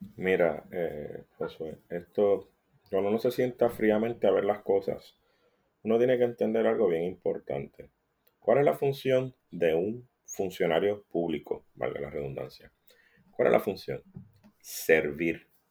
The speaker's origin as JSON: {"language": "Spanish", "country": "Puerto Rico", "said": "como puertorriqueño"}